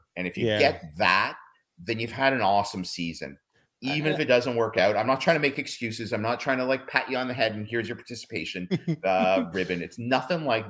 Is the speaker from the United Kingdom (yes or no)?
no; Canada; we're Canadian